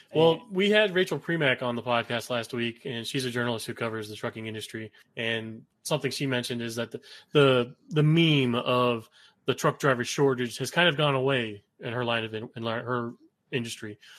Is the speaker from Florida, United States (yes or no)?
yes; South Florida, United States; I was raised down in South Florida.